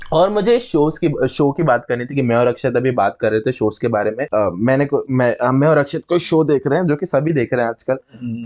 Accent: Madhya Pradesh, India; हमारे शहर

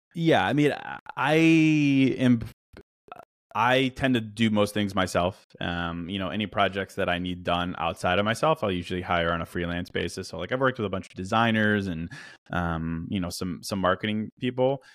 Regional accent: Virginia, United States; also born or lived in Chicago / China; I'm from Chicago. Grew up in Virginia

